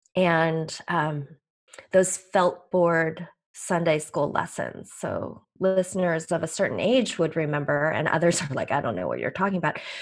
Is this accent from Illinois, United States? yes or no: yes; Chicago, Illinois, United States; also born or lived in Seoul, South Korea / Green Bay, Wisconsin; I came to the U S as an eight-month-old baby from Seoul, Korea, with my parents who were, um, leaving the only home they knew, uh, and we, uh, settled in Chicago in the Midwest, and this is where I have stayed